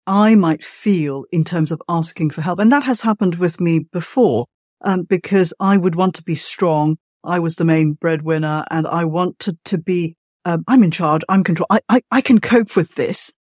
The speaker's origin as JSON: {"language": "English", "country": "Malaysia", "moved": "yes", "said": "I'm from Malaysia originally"}